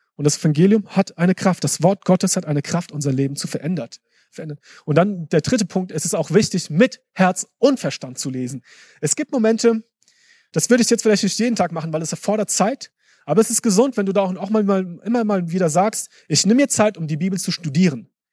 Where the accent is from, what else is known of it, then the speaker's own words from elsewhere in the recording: Germany; also born or lived in Africa; bei uns in Deutschland